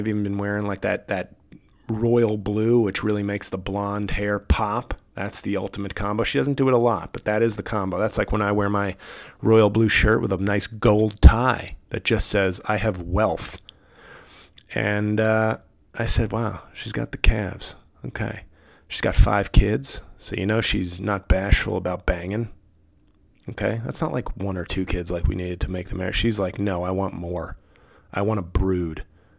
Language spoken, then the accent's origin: English; the West, United States; I'm from the West and I hate the way Yellowstone.